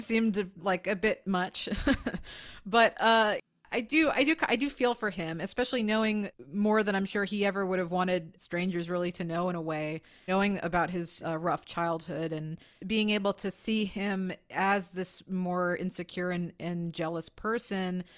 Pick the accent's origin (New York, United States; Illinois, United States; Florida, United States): New York, United States; moved away as an adult; also born or lived in San Francisco; I'm from New York.